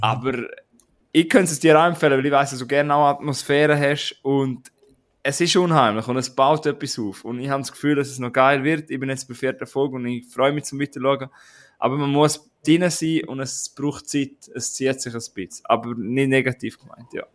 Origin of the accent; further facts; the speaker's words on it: Switzerland; wir sind auch Schweizer